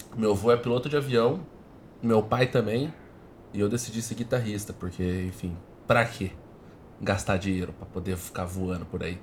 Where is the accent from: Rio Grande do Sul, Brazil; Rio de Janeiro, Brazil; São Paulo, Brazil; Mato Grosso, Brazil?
São Paulo, Brazil; Botucatu; eu sou nascido em Botucatu, né, mano? Interior pesado